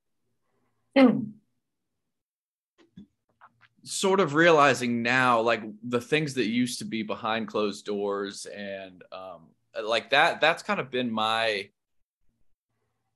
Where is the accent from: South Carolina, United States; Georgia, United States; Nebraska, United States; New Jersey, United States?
South Carolina, United States; moved away; I'm originally from South Carolina. So that was yes, everybody there is Christian